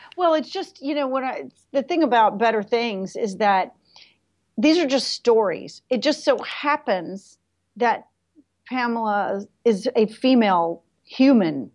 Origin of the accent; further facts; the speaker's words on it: New York, United States; I'm a New Yorker